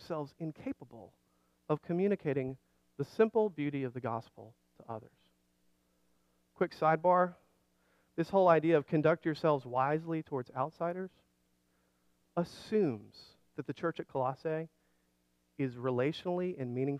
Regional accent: Alabama, United States; moved away; I grew up in Alabama

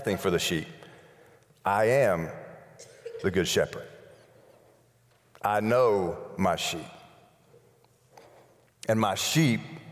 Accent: Birmingham, Alabama, United States; Birmingham, Alabama

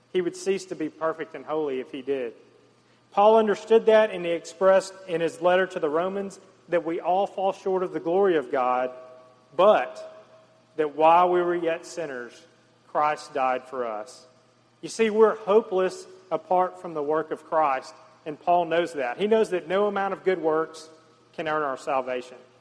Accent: the South, United States; growing up in the South and the Bible Belt

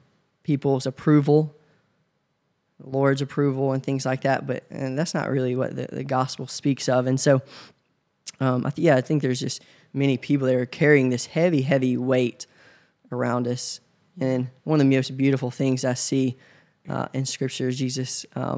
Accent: Covington, Tennessee, United States; now in Memphis, United States; So I'm originally from Covington, Tennessee. It's about an hour away from Memphis. Grew up there in a small town with my great-grandparents

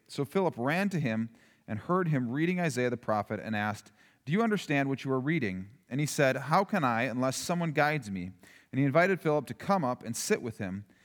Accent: Yankton, South Dakota, United States; growing up in Yankton, it was like, it was just right across the river

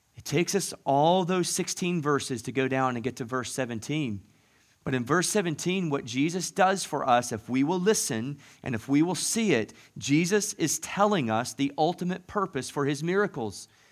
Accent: the South, United States; moved away; growing up in the South

